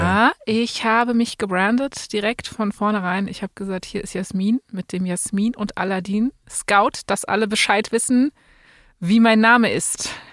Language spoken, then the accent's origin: German; Berlin, Germany; Bei uns in Berlin